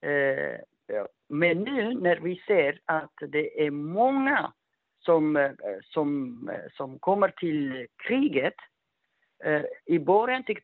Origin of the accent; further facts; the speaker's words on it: Ethiopia; Swedish is a second language; Men vi allihopa är etiopier. Vet du, under TPLF-tid, man kan inte säga att landet är Etiopia och är, vi är etiopier.